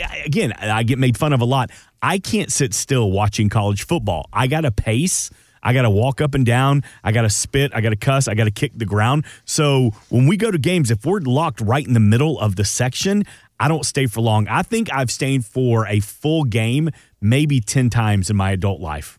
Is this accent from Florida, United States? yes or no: no; Atlanta, Georgia, United States; I'm from Atlanta, so, you know, born and raised a Georgia Bulldogs fan